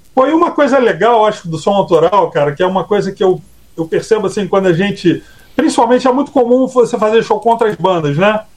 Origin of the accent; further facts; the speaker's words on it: Brazil; a gente é brasileiro